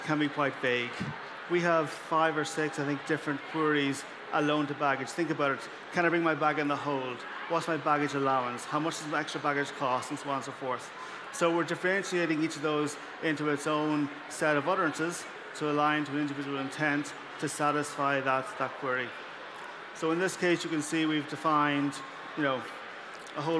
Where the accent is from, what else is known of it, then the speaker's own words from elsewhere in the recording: Ireland; I'm from Ireland, so I'm in Europe.